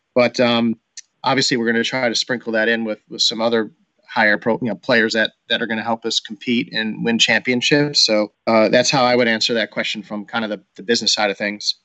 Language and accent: English; Rochester, New York, United States; moved away as an adult; I had a chance to relocate back to Rochester back in 2016 to run the Rochester Rhinos as the chief business officer. And that gave me a chance to kind of come back to my hometown as a hometown kid